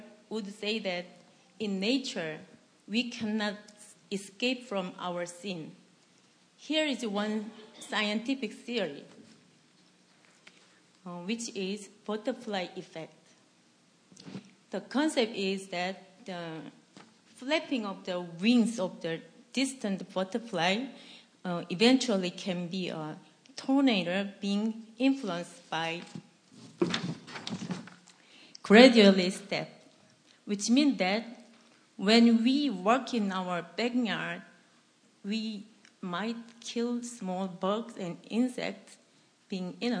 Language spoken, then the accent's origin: English; South Korea; English is a second language; moved away as an adult